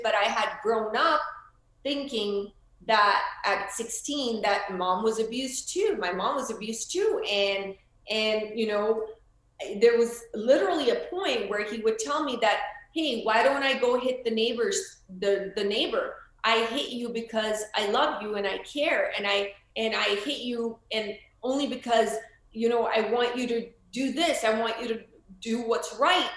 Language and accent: English; Florida, United States; moved away; also born or lived in India; I'm from Florida